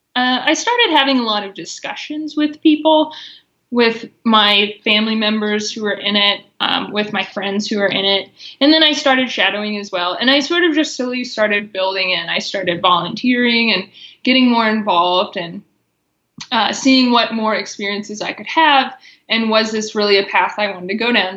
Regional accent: Missouri, United States; moved away as an adult; now in Colorado, United States; I grew up in Missouri, and then I've been out in Colorado for six years.

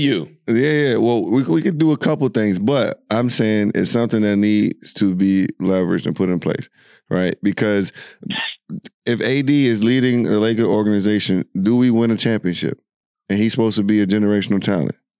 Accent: United States; we're from America

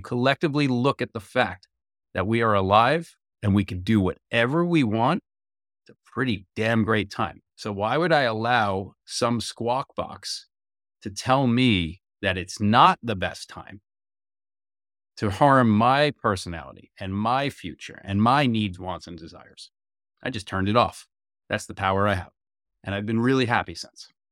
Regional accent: United States; as an American

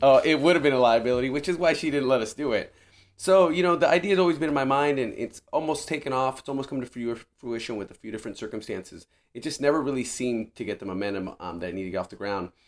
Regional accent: Riverside County, California, United States; now in San Diego, United States; born and raised in Riverside County, it was kind of a homecoming for me of sorts

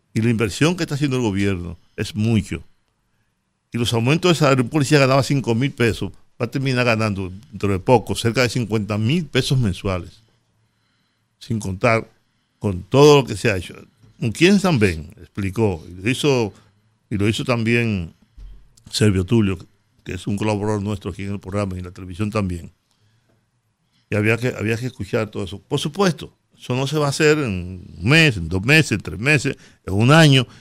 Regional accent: Dominican Republic

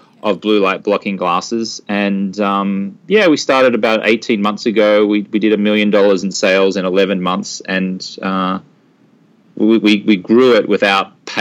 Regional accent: Brisbane, Queensland, Australia; moved away as an adult; now in United States; I'm from Brisbane, Australia, and I used to be a newspaper reporter

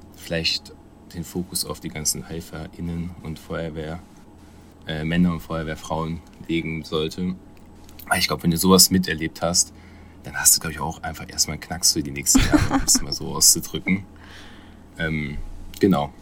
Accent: Germany; als Deutscher

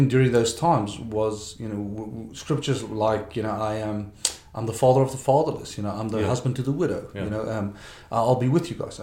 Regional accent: South Africa; first language Afrikaans; English is a second language; I was born in South Africa

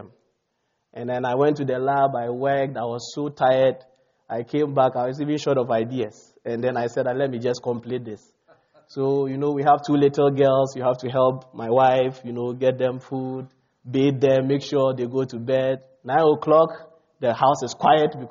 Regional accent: Ghana; moved away as an adult; also born or lived in South Dakota, United States; now in United States; most of my credentials were from Ghana

